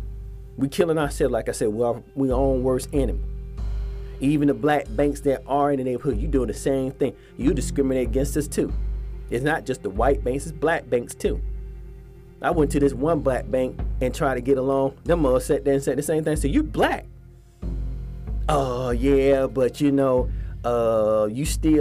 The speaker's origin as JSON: {"language": "English", "town": "Atlanta", "region": "Georgia", "country": "United States", "tie": "born or raised there", "moved": "yes", "said": "in Atlanta, my hometown, where I used to stay"}